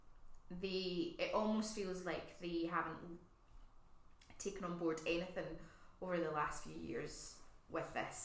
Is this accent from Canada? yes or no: no; Scotland, United Kingdom; I'm Scottish.